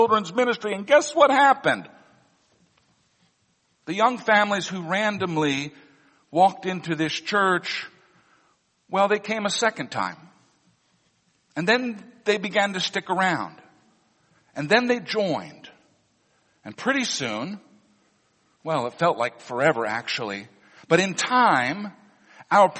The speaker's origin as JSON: {"language": "English", "region": "Missouri", "country": "United States", "tie": "born or raised there", "moved": "yes", "said": "Missouri, my home state"}